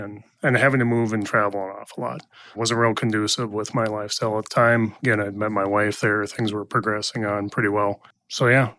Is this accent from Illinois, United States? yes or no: no; Mounds View, Minnesota, United States; I grew up in Moundsview, a suburb of Minneapolis and St. Paul. Attended high school in New Brighton at Irondale Senior High, graduated from high school.